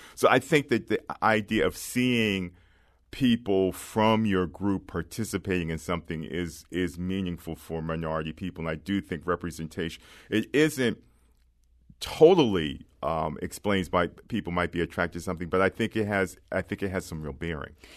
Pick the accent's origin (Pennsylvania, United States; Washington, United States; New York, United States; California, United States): Pennsylvania, United States; Philadelphia; I grew up in Philadelphia, and I grew up in a working class neighborhood